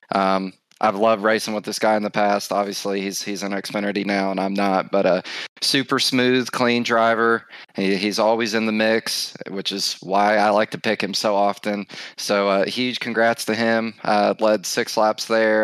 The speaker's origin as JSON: {"language": "English", "region": "Ohio", "country": "United States", "said": "We're both from Ohio."}